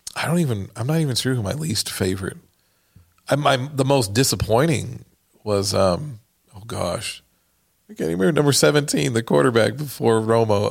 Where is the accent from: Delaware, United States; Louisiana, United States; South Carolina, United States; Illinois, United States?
Delaware, United States; now in Waco, United States; my family decided to go out and live with my dad's family lived in Delaware